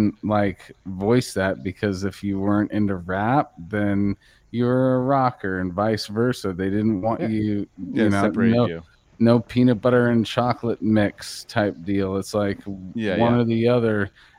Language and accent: English; the Bay Area, California, United States; me growing up in the Bay